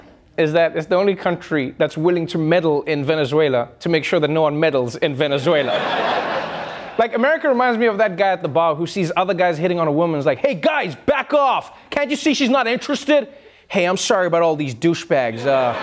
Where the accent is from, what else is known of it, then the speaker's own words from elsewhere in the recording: South Africa; And I remember, like, seeing that as a South African, and I was like, wow, this is a little excessive.